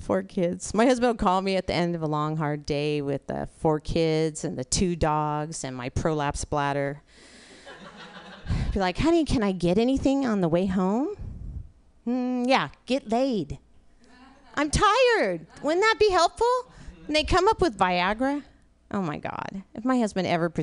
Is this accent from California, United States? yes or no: yes; California, United States; now in Portland, United States; I grew up in California, so I still say the 101